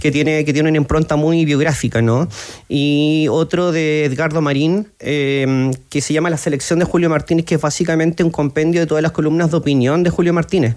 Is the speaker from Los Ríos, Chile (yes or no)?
yes; Valdivia, Los Ríos, Chile; mi tierra, Valdivia